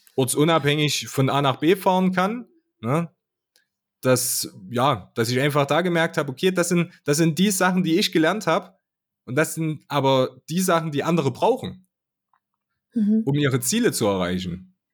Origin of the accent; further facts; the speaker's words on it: Altenburg, Thuringia, Germany; ich komme aus Altenburg, aus, aus der Skatstadt